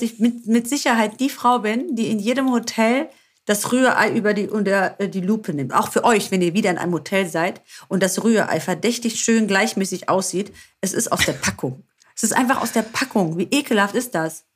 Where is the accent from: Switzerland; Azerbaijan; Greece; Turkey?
Greece; uns Griechen